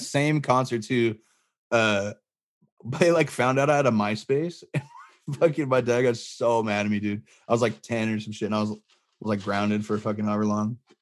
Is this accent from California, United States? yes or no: yes; Barstow, California, United States; I grew up in Barstow, California